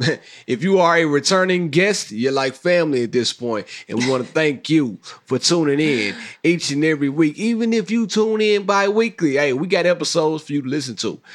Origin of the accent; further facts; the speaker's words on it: Mississippi, United States; moved away; I'm from Mississippi, great state on earth